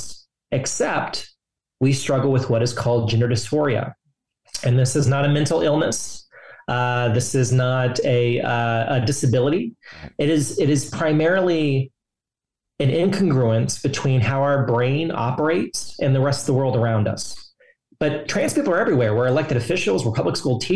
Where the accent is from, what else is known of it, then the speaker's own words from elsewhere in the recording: Texas, United States; now in Washington, D.C., United States; I'm from Texas.